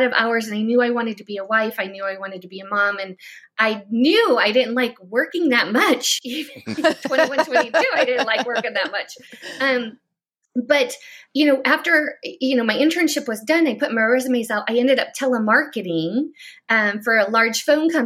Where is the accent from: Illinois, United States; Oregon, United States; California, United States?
Illinois, United States; Chicago; now in Florida, United States; I'm from Chicago area. I live in Florida now